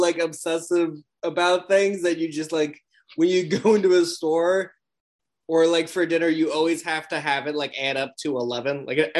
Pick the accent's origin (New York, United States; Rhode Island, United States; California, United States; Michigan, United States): New York, United States; New York City; I'm from Brooklyn.